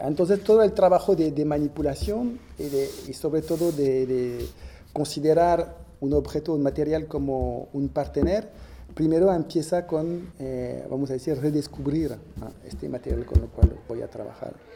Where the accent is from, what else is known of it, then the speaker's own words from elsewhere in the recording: Villepinte, Île-de-France, France; moved away; Nací eh, cerca de París, en los alrededores de París, en una pequeña ciudad que se llama Villepinte